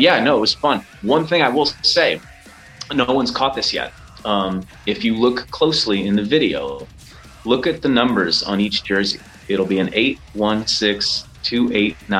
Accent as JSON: {"language": "English", "town": "Chicago", "region": "Illinois", "country": "United States", "said": "we're from Chicago"}